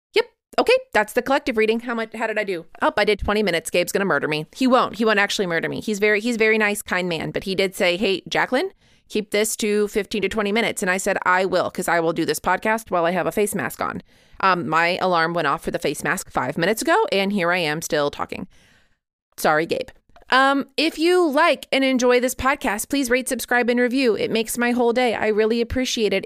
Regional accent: Midwest, United States; I grew up in the Midwest

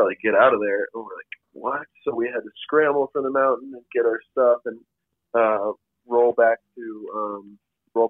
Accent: Colorado, United States; I'm from Colorado

